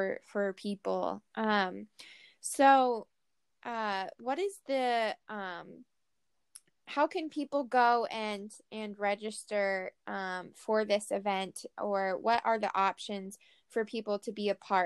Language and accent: English; Seattle, Washington, United States; I'm from Seattle